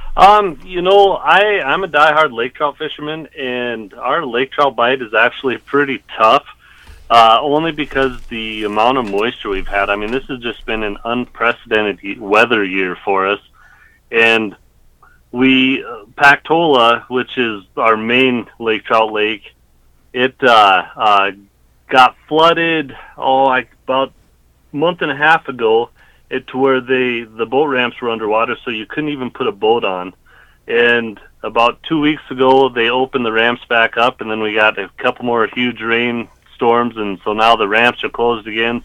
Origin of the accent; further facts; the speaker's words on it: Black Hills of South Dakota, United States; growing up in the Black Hills of South Dakota